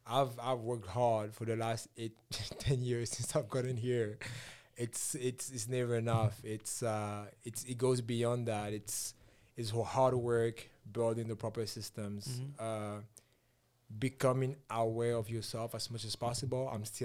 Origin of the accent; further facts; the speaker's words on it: Cameroon; I came here from Cameroon this much ago.